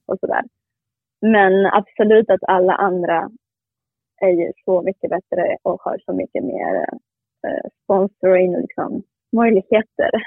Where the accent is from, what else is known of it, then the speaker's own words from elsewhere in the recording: Gijón, Asturias, Spain; Swedish is a second language; now in Sweden; jag är från Gijón